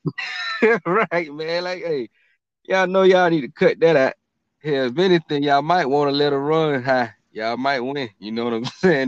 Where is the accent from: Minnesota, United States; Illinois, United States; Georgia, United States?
Georgia, United States; Atlanta; we're from Atlanta